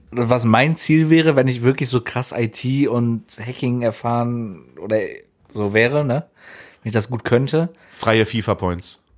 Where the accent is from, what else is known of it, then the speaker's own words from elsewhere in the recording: Bochum, North Rhine-Westphalia, Germany; born there; Nee, ich bin in Bochum